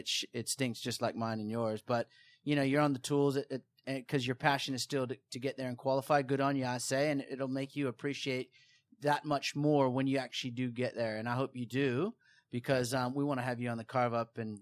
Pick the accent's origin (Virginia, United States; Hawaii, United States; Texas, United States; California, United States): Hawaii, United States; moved away; from Hawaii, my home country